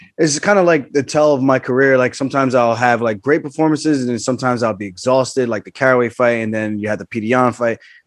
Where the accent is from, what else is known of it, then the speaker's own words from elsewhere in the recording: Long Island, New York, United States; I was a wrestler from Long Island.